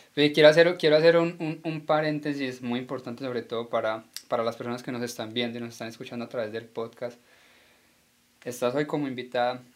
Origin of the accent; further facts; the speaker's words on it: Colombia; como colombiano